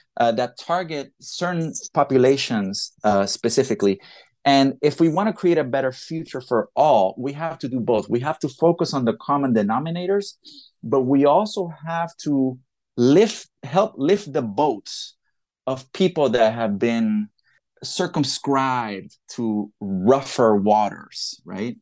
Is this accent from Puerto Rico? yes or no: yes; Puerto Rico; I'm from Puerto Rico, I'm very much Latino.